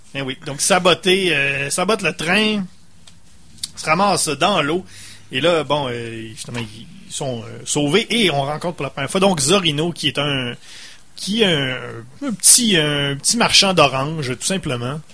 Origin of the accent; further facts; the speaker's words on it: Saguenay, Quebec, Canada; on vient du Saguenay